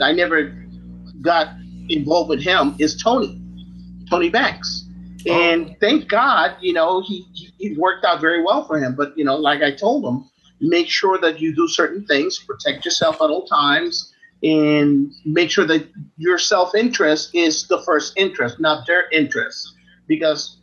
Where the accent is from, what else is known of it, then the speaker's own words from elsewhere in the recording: Puerto Rico; moved away; growing up in Puerto Rico in a culture where being gay is about the lowest thing that you can be